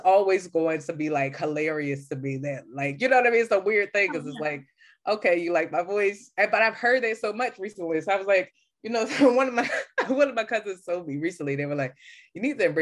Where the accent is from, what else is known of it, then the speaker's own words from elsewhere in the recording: Philadelphia, Pennsylvania, United States; I'm from Philly. I'm from the East Coast.